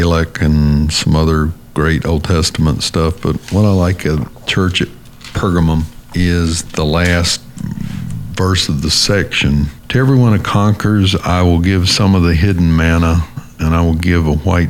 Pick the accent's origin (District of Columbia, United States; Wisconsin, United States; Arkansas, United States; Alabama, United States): Alabama, United States; accent: redneck; I'm from Alabama, so I have redneck pronunciation of Koine Greek.